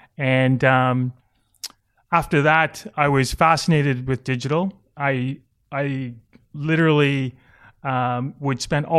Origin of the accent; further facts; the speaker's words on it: Canada; now in Australia; I think I'm Canadian.